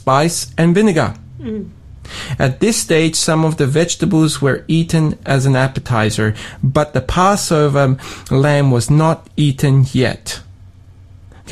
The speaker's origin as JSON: {"language": "English", "town": "Sydney", "region": "New South Wales", "country": "Australia", "tie": "born or raised there", "moved": "yes", "lives_now": "Tasmania, Australia", "said": "Even though I grew up in Australia, I grew up in Sydney, I went to an ethnic church"}